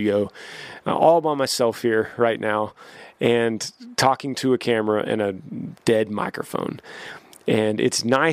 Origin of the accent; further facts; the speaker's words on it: Texas, United States; also born or lived in Nashville; I'm from Texas